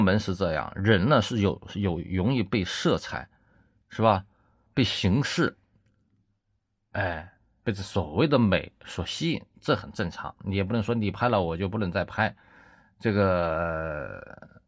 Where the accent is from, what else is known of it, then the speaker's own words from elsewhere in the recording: China; 我们中国人民